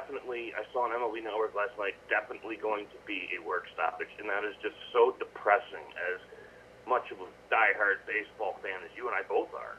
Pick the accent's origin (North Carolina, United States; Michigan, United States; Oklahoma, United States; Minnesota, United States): North Carolina, United States; I grew up in North Carolina watching the Braves because we had TBS